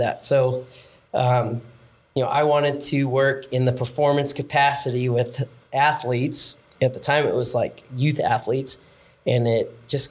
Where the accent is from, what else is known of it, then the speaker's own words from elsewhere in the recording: Orange County, Southern California, United States; growing up in Orange County, Southern California